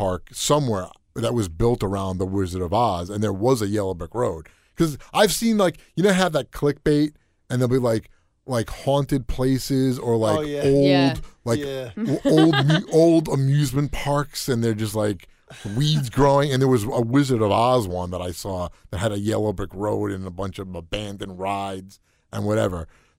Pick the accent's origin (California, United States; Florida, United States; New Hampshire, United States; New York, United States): New York, United States; Listen, I mean, we're from New York. We know jack shit about Kansas.